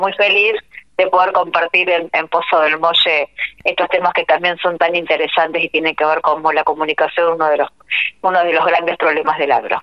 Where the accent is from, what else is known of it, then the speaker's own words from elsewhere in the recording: Argentina; moved away; en mi pueblo, así que para mí es donde nací, volver a mi tierra